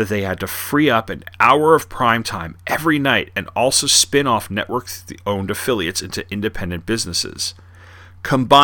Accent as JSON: {"language": "English", "area": "Long Island", "region": "New York", "country": "United States", "tie": "born or raised there", "said": "when I was growing up in Long Island in the 80s and 90s"}